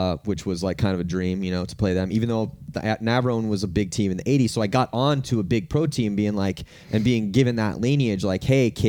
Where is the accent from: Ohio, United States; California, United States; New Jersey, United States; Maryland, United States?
California, United States; I'm from California